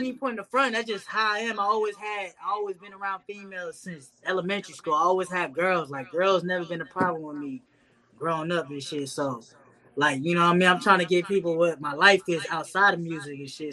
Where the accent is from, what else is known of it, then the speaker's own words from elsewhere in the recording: North Las Vegas, Nevada, United States; growing up in the North, man, it was, you know, it was very chill.